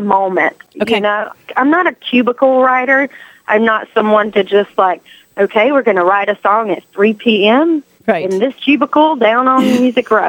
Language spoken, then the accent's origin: English; North Carolina, United States; North Carolina, which is my home state